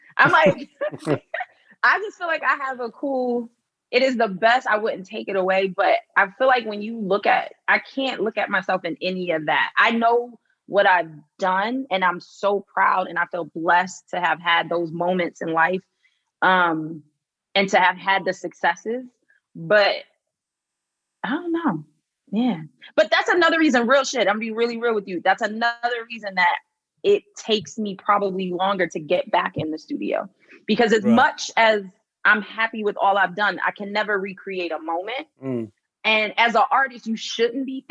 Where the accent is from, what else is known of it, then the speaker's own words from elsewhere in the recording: Philadelphia, Pennsylvania, United States; moved away as an adult; now in United Kingdom; I'm from Philly